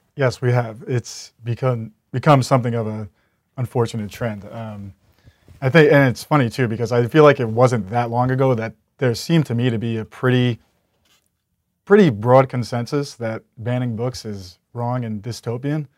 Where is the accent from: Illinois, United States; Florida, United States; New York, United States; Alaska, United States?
New York, United States; Long Island; moved away as an adult; now in Philadelphia, United States; I'm originally from Long Island, New